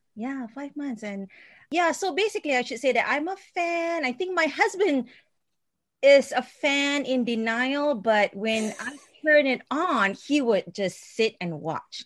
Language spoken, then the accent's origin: English; Singapore; moved away as an adult; I am a Singaporean and I, I um, I've been here for 20 years